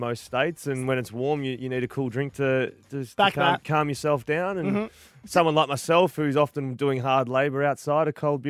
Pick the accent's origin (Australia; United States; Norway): Australia; Eastern Australia; now in Perth, Australia; from the east, but settled here long enough probably to say this is our home state.